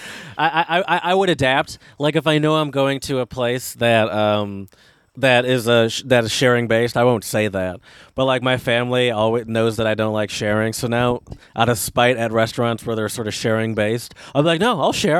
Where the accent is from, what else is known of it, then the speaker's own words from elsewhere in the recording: United States; I'm American